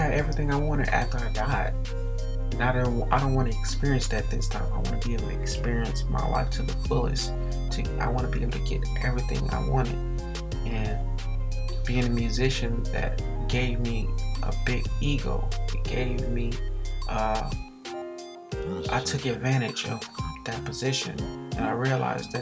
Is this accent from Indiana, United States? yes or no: yes; Gary, Indiana, United States; also born or lived in Atlanta, Georgia; I was born in Atlanta, but moved to Gary when I was 2